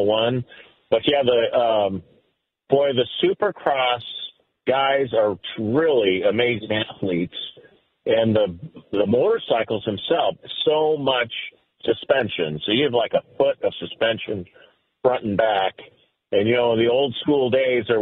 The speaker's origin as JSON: {"language": "English", "region": "Utah", "country": "United States", "tie": "born or raised there", "said": "I grew up in Utah"}